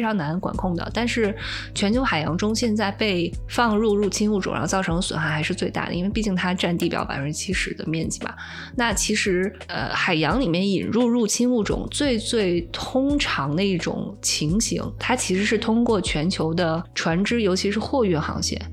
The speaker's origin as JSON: {"language": "Chinese", "country": "China", "said": "我们中国人"}